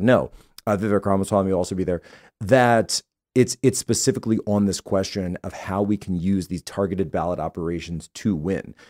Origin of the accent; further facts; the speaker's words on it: Philadelphia, Pennsylvania, United States; I was born and raised in the Philadelphia Archdiocese